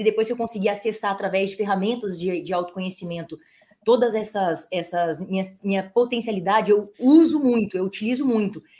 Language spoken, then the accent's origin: Portuguese; Espírito Santo, Brazil; accent: capixaba; moved away as an adult; also born or lived in Brasília; now in São Paulo, Brazil; capixaba não tem sotaque, a gente é misturado.